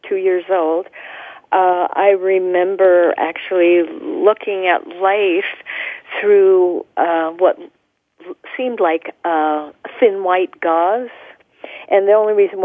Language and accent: English; Tucson, Arizona, United States; I was born in Tucson, Arizona